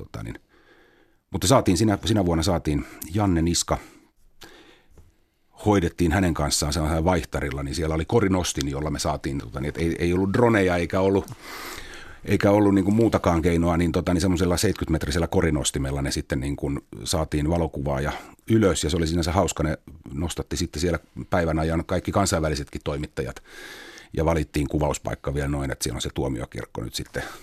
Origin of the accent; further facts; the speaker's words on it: Espoo, Uusimaa, Finland; ennen kuin mä muutin opiskelijakämppään, mä tulin himasta Tapiolasta.